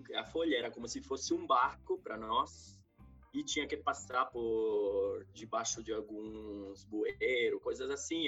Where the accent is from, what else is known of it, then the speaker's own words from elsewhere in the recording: Civitanova Marche, Marche, Italy; Portuguese is a second language; also born or lived in Spain / Ireland; now in São Paulo, Brazil; E eu nasci no centro-leste da Bota, do país da Bota, né? Que é uma cidade que, chama, que é chamada de Civitanova Mar. Civita Nova Marca, fica no centro-leste, no Mar Adriático, uma cidade de 40 mil habitantes. E tinha uma infância simples, tranquila